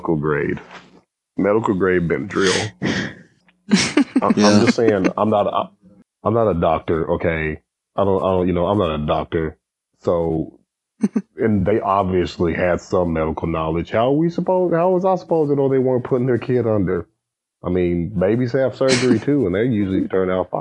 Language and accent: English; Texas, United States; we're from Texas, man.